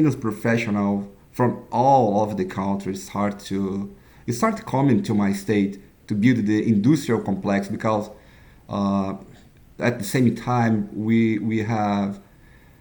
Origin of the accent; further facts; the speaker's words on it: Brazil; I'm from Brazil